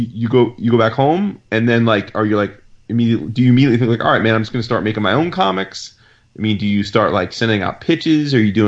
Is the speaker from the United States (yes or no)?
yes; New Jersey, United States; Jersey represent is what you're trying to say. I'm from Jersey.